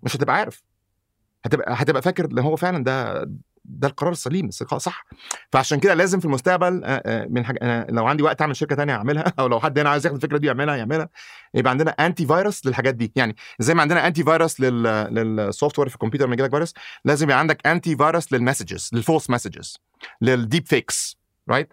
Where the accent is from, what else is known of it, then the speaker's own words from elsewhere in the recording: Egypt; also born or lived in United States; now in Saudi Arabia; انا مولود في مصر